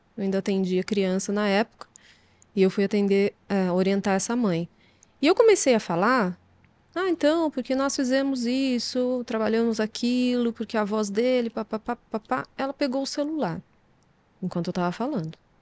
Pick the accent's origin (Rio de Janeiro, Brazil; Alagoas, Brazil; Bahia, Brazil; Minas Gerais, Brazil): Minas Gerais, Brazil; Poços de Caldas; Eu sou mineira do sul de Minas, de Poços de Caldas